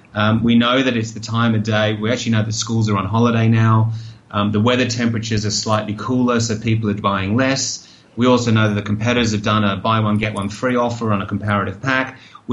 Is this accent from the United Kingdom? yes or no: no; Australia; You know, I'm Australian, right? So if you're down on Bondi Beach, you're going to sell more water in summer than you do in winter.